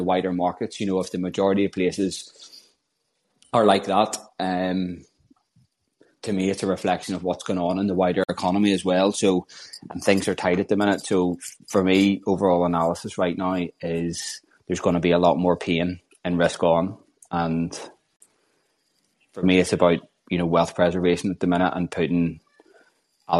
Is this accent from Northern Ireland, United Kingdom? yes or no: yes; Northern Ireland, United Kingdom; I'm from Northern Ireland